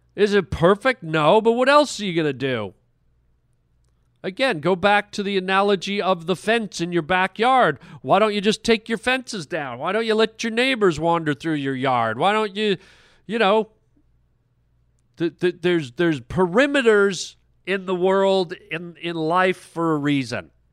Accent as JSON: {"language": "English", "country": "Canada", "said": "I'm a Canadian"}